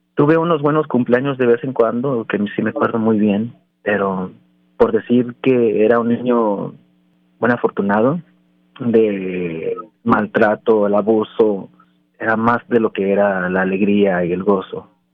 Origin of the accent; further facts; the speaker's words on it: Anaheim, California, United States; also born or lived in Mexico; A los cinco, o seis años de edad eh, estaba yo construyendo piscinas en Anaheim, California